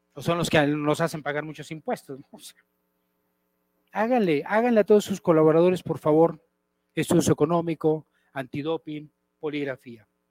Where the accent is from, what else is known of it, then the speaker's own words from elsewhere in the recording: Mexico; Y así somos los mexicanos